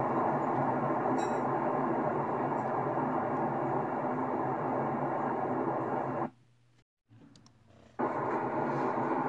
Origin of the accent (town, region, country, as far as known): Edison, New Jersey, United States; born or raised there; English is a second language; also born or lived in Queens, New York / Dover, New Jersey